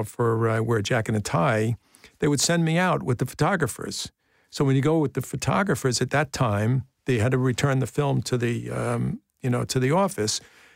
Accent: Brooklyn, New York, United States; born there; I was born in Bay Ridge, 7502 Ridge Boulevard.

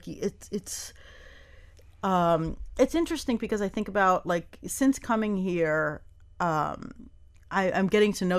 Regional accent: New York, United States; now in Miami, United States; I came from New York, and there was a sense where when I first came here, it was almost a little bit of a letdown.

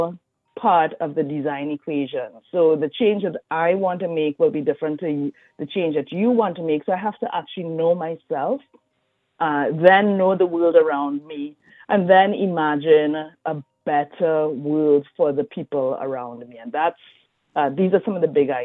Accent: Trinidad & Tobago; moved away; also born or lived in Brazil / Louisiana; I'm from Trinidad and Tobago.

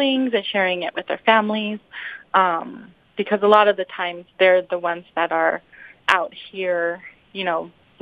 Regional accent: Albuquerque, New Mexico, United States; I grew up in Albuquerque, New Mexico, but my family is from the reservation 2 hours north of Albuquerque

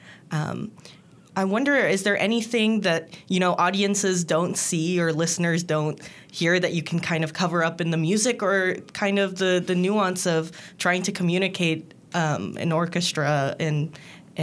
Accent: Peru; English is a second language; moved away; I'm from Peru, so also the Andean mountains

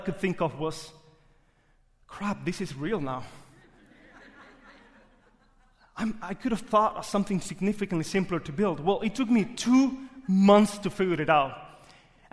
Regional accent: Cuba; English is a second language; moved away as an adult; now in Jacksonville, United States; I was born in Cuba

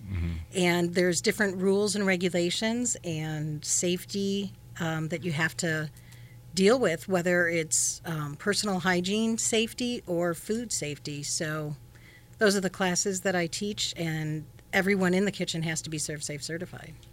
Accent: Chicago, Illinois, United States; I'm from Chicago.

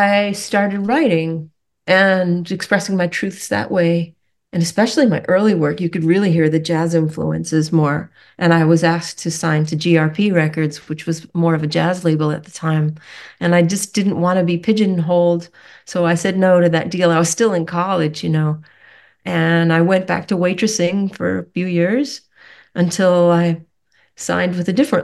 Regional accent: Rockport, Massachusetts, United States; also born or lived in Connecticut; I grew up at the tip of an island on Cape Ann on the north shore of Massachusetts. I grew up in Rockport.

